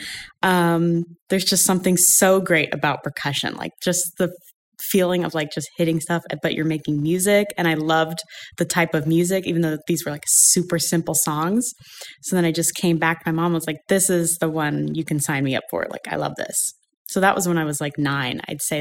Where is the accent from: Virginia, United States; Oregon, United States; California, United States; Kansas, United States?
Oregon, United States; Ashland; I grew up in Southern Oregon, Ashland, Oregon.